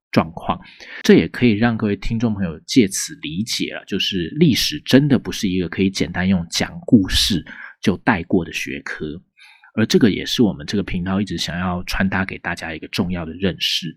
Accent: Taiwan; 身为台湾人的我们

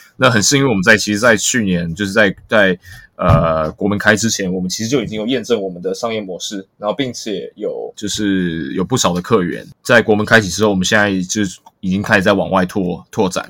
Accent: Taiwan; 尤其我们台湾人，我们的，我们工作非常非常辛苦

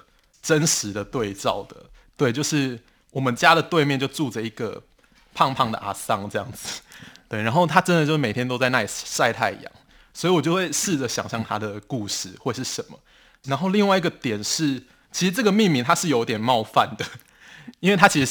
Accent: Pingtung County, Taiwan; 然后之所以我会想要写我的故乡北市寮，是因为我当时在写这本书的时候，我就有去翻那个枋寮的乡志，但是我发现居然是没有人写到这个地方的

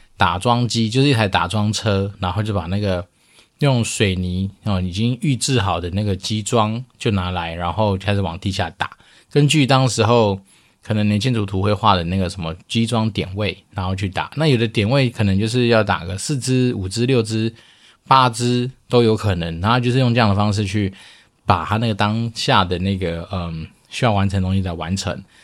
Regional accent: Taiwan; 我们就是从小在台湾长大

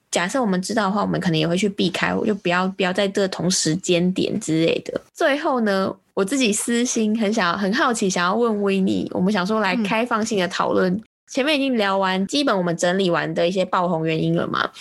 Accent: Taiwan; 那我是台湾人

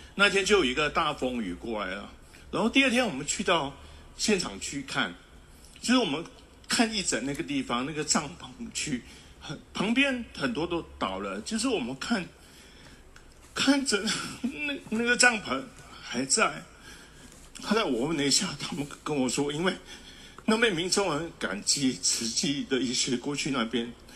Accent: Malaysia; moved away as an adult; also born or lived in Kaohsiung, Taiwan; now in Hualien, Taiwan; 其实我是马来西亚人，在马来西亚受教育，在台湾高雄医学院学习

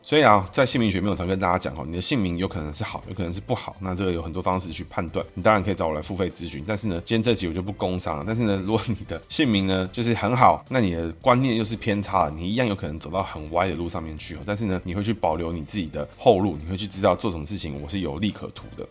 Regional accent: Taiwan; 我们台湾人

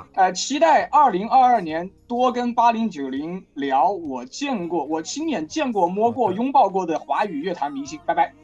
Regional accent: Wuhan, Hubei, China; 我是武汉土著

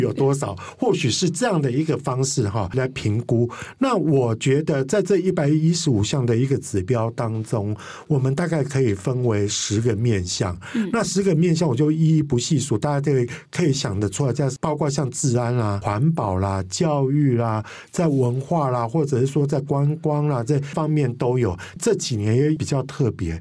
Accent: Kaohsiung, Taiwan; 我的故乡，也就是高雄高市

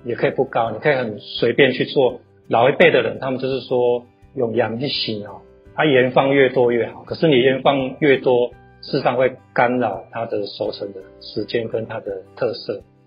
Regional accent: Yunlin County, Taiwan; moved away as an adult; 一年之后觉得真的是不行，才决定离职回老家养病了。那养病回老家的时候

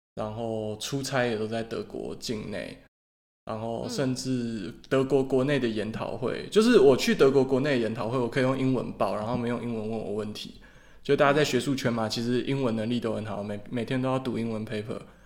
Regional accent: Taiwan; 我们台湾人

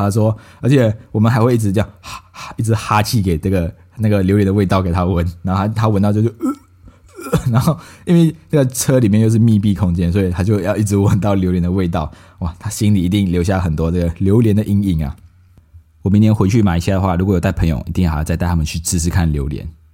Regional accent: Malaysia; now in Taiwan; 我们马来西亚人叫巴

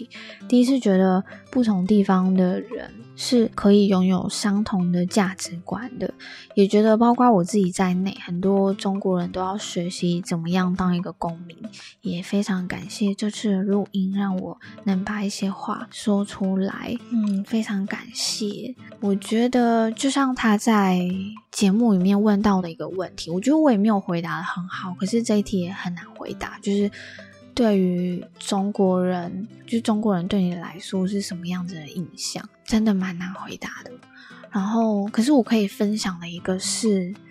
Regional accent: Taiwan; 但是等于又和我们台湾人不同。

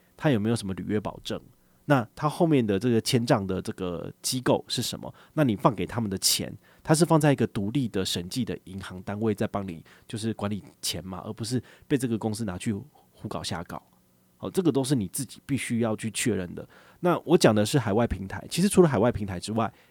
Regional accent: Taiwan; 我们台湾人

